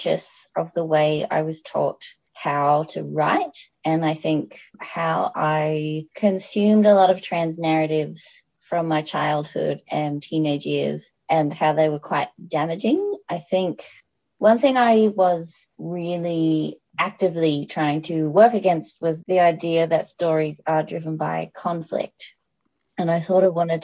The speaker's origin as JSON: {"language": "English", "area": "the Dandenongs", "region": "Victoria", "country": "Australia", "tie": "born or raised there", "said": "I grew up in the Dandenongs, which is Wurundjeri land"}